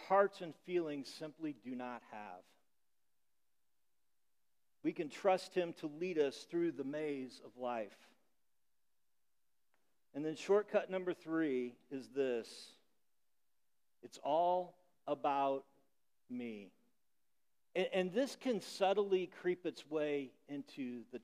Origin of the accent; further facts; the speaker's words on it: Illinois, United States; moved away; the corn in Illinois, where I grew up, grows really tall